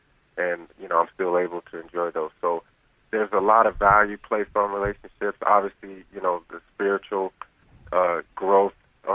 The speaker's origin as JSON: {"language": "English", "town": "Charlotte", "region": "North Carolina", "country": "United States", "tie": "born or raised there", "said": "I grew up here in North Carolina."}